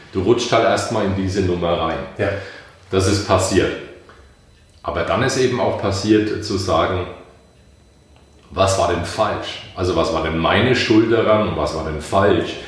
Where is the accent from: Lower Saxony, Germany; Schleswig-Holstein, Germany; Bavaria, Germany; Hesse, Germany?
Bavaria, Germany; Bamberg; now in Bayreuth, Germany; Ich bin äh, stamm aus Bamberg, lebe in Bayreuth